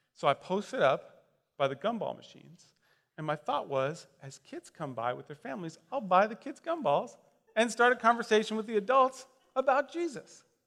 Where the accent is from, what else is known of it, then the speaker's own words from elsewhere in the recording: Westfield, Indiana, United States; I grew up in Westfield, Indiana.